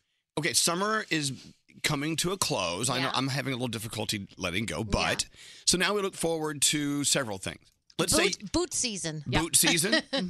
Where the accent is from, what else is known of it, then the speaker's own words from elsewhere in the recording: South Texas, United States; now in New York, United States; my home state, South Texas, especially down near Houston.